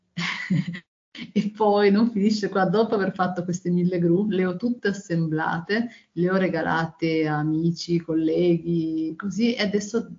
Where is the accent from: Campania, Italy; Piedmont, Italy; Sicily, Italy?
Piedmont, Italy; Turin; io sono di Torino